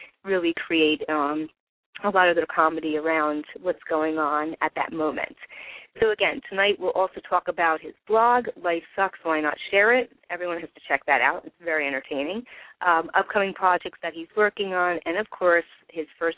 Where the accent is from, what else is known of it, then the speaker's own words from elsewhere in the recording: New Jersey, United States; I'm from New Jersey